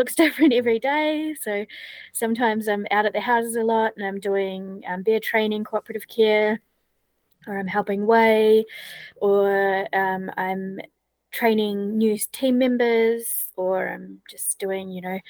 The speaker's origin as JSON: {"language": "English", "country": "New Zealand", "moved": "as an adult", "said": "I'm from New Zealand originally"}